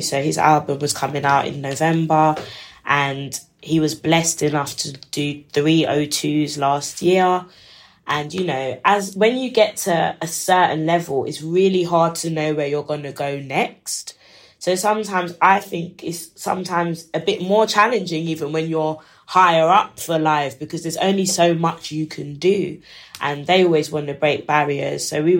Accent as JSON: {"language": "English", "country": "Ghana", "said": "I'm from Ghana."}